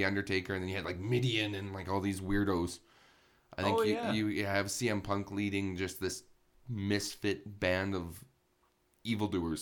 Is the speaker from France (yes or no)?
no; Canada; as a Canadian